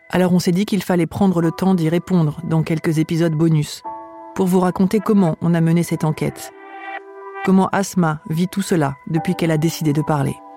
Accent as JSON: {"language": "French", "town": "Paris", "region": "Île-de-France", "country": "France", "moved": "yes", "said": "Je suis de Paris 19e"}